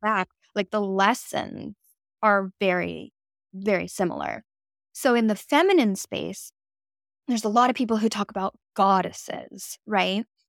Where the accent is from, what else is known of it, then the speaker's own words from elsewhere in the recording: West Coast of America, United States; moved away as an adult; now in East Coast, United States; I have spent the last eight years of my life on the East Coast of America, but I'm from the West Coast